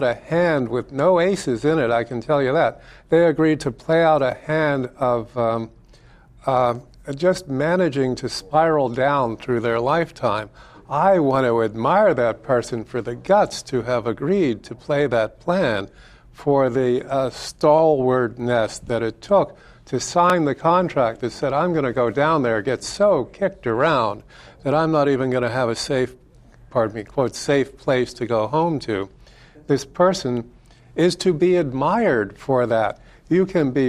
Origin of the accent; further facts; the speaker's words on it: United States; I'm an American